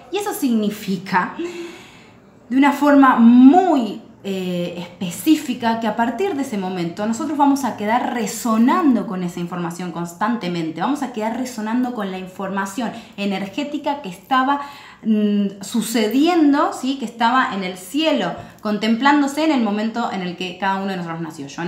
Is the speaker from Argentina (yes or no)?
yes; Buenos Aires, Argentina; born there; yo nací en Buenos Aires, Argentina, en un día determinado, un año determinado, un mes determinado